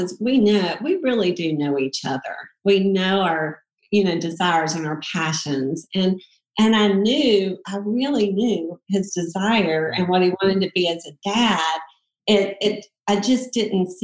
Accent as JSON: {"language": "English", "region": "South Georgia", "country": "United States", "moved": "as an adult", "lives_now": "Atlanta, United States", "said": "we're from South Georgia"}